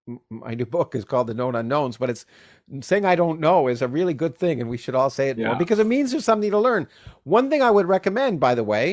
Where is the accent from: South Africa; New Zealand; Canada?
Canada; I grew up in Canada and I grew up under a parliamentary system